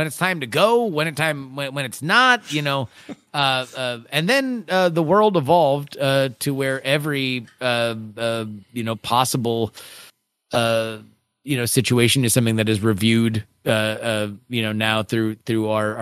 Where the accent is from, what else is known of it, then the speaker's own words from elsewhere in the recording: South Florida, United States; now in Houston, United States; I'm from South Florida